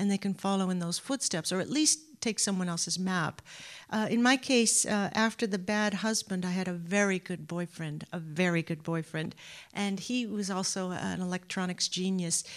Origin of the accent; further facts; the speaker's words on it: Anaheim, California, United States; now in Boston, United States; Southern California, Anaheim, California